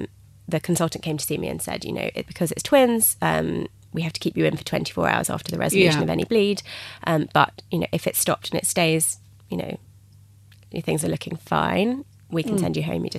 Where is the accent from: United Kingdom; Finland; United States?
United Kingdom; England; So I phoned the midwives at the hospital, and I was being very English, and I said, I've had a bit of a bleed.